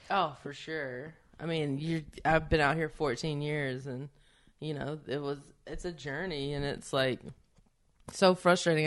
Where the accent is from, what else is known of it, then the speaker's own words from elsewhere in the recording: the South, United States; moved away as an adult; I come from the South, and there's a lot of storytellers there